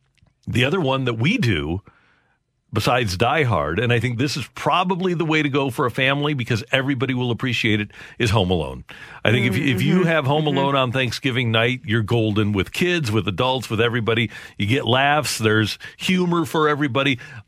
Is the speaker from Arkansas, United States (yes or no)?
yes; Arkansas, United States; And I said, we're from Arkansas. We're both.